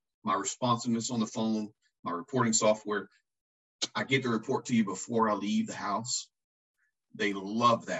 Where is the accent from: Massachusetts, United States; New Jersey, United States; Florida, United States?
Florida, United States; Lakeland; I'm from Central Florida. I grew up in Lakeland